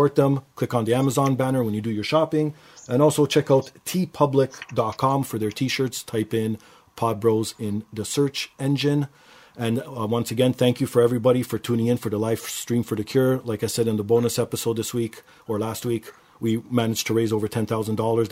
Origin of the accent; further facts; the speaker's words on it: Canada; because I'm Canadian